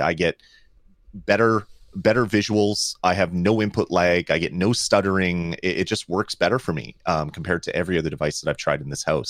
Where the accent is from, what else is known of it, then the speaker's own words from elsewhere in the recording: Canada; I love Canada. I love being Canadian.